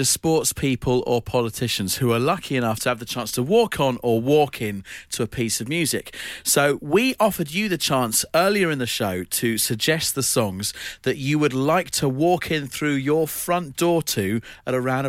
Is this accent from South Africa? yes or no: yes; South Africa; and I'm not even German. Wow. I'm South African.